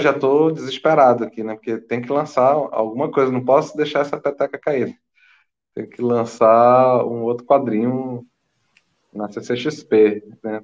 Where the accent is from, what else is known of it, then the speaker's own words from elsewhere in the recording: Manaus, Amazonas, Brazil; moved away as an adult; also born or lived in São Paulo; now in Buenos Aires, Argentina; Eu sou nascido, criado em Manaus